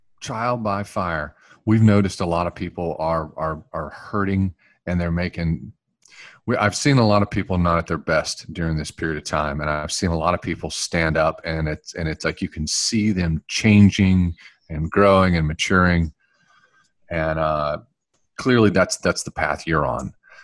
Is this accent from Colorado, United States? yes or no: no; North Carolina, United States; I grew up in North Carolina